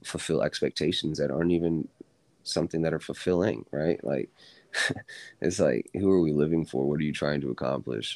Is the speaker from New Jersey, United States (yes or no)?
no; Virginia, United States; grew up, born and raised in Virginia.